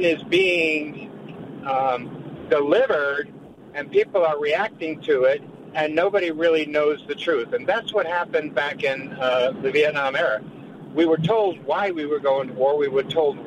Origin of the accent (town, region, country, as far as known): United States